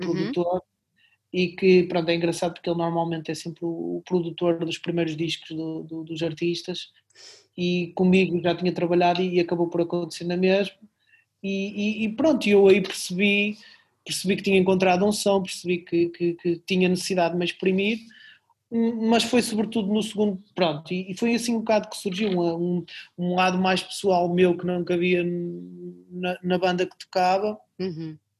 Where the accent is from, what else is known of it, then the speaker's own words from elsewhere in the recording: Barcelos, Norte, Portugal; now in Braga, Portugal; na minha terra natal, em Barcelos.